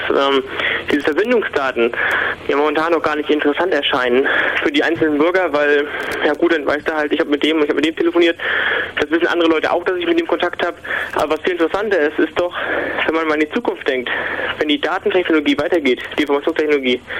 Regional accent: Mecklenburg-Vorpommern, Germany; ich muss dazu sagen, ich komme aus Mecklenburg-Vorpommern, also aus den neuen Bundesländern

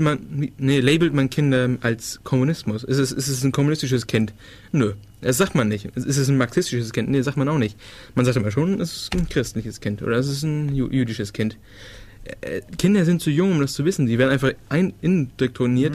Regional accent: Denmark

